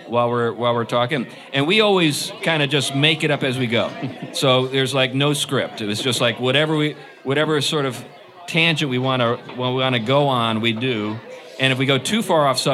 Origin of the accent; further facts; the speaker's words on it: New England, United States; I'm from New England